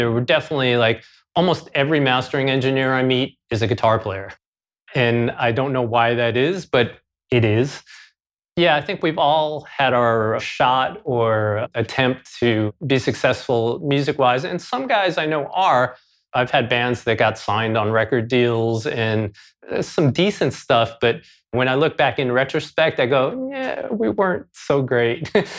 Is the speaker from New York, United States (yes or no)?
yes; New York City, New York, United States; I grew up in Queens, New York City. Beautiful, diverse Queens.